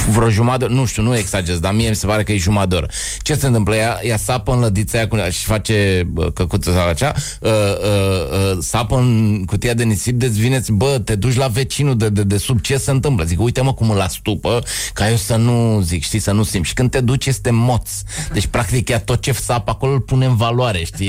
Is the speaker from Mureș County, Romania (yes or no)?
no; Bucharest, Romania; Eu sunt bucureștean, jet BG, deși sunt crescut în tineretului